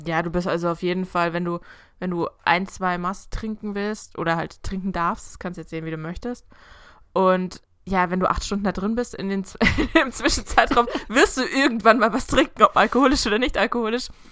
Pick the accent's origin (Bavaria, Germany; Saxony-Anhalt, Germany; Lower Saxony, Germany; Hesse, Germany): Bavaria, Germany; Augsburg; ich komme ja aus Augsburg